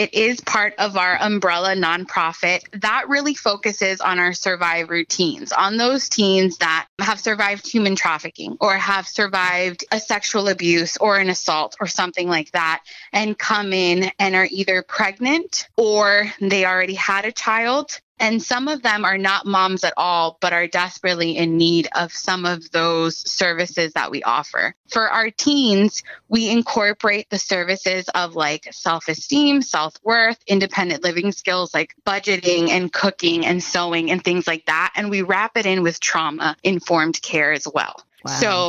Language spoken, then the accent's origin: English; Miami, Florida, United States; I grew up in Miami, right? I was a teenager here. I know what that's like.